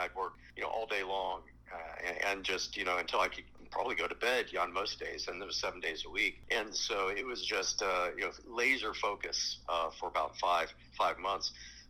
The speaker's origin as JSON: {"language": "English", "town": "Athens", "region": "Ohio", "country": "United States", "tie": "born or raised there", "also_born_or_lived": "northern Indiana", "moved": "yes", "lives_now": "Indiana, United States", "said": "Yeah, so I live in northern Indiana now. I'm a professor at Indiana Wesleyan University, but I grew up in Athens. I'm an Athens High School graduate."}